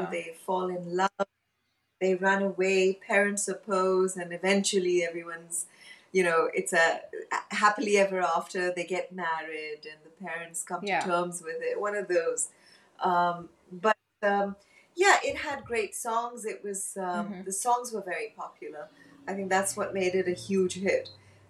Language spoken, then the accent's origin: English; Hong Kong; moved away; So I was born and brought up in Hong Kong, and then we moved to Bangkok